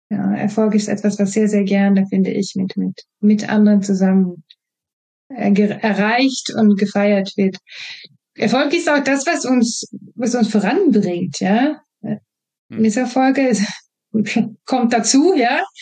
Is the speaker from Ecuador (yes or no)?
no; Sweden; German is a second language; moved away as an adult; now in Germany; ich stamme aus einer Region, wo wir das nicht trennen. Ich bin Schwedin, ich bin habe schwedische Sprachgebrauch mit mir bekommen und äh, habe daher nicht diese Trennung. Ich bin in Deutschland ausgebildet